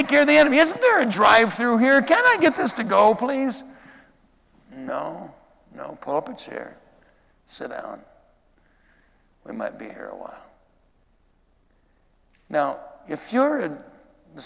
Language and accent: English; Minnesota, United States; growing up in Minnesota